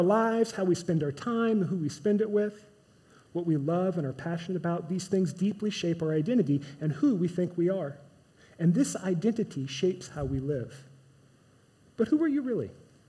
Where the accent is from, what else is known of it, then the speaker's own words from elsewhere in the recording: Midwest, United States; I'm a Midwesterner. I'm a Chiefs fan. Kansas City barbecue is the best in the world.